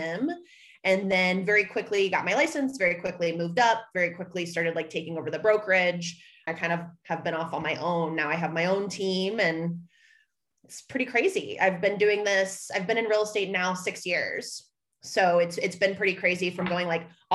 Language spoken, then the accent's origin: English; Dayton, Ohio, United States; moved away as an adult; also born or lived in Orlando, Florida; now in Denver, United States; I'm originally from Dayton, Ohio